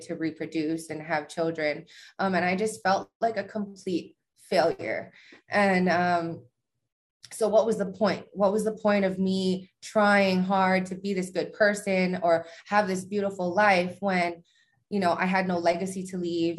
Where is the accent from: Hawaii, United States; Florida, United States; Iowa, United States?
Hawaii, United States; now in Las Vegas, United States; I'm from Hawaii. Um, I live in Vegas now.